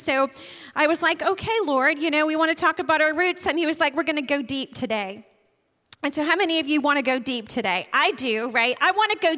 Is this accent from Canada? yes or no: no; Maine, United States; moved away; I'm from Maine originally, and Shannon and I like to go visit my family